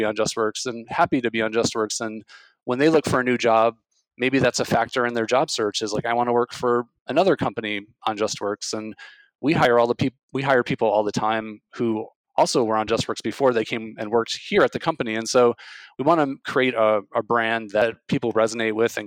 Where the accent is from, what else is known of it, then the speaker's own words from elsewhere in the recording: Illinois, United States; I grew up in the Midwest in Illinois